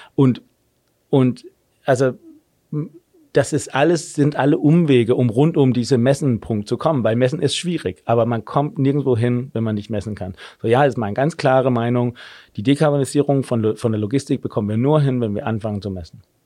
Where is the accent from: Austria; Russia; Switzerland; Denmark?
Denmark; German is a second language; moved away as an adult; also born or lived in Germany; now in Berlin, Germany; wie man vielleicht hört, ich bin gebürtiger Däne, habe aber in Deutschland äh, einigermaßen lange gelebt